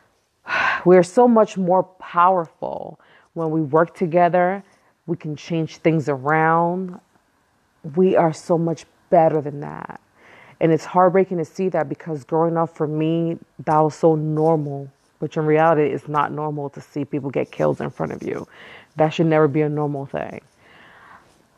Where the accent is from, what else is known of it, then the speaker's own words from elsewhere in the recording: New York City, New York, United States; I was born and raised in Brooklyn, East New York, which is the hood.